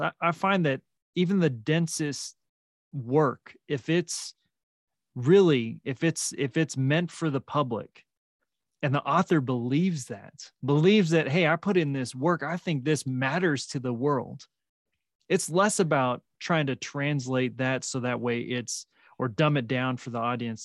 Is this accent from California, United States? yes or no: yes; Salinas, California, United States; now in New Mexico, United States; where I grew up in Salinas